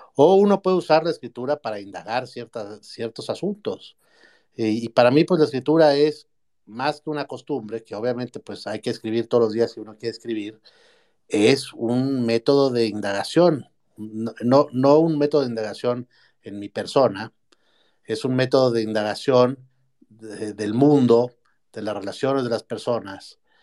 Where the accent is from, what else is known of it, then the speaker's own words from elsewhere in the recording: Mexico; como, como mexicano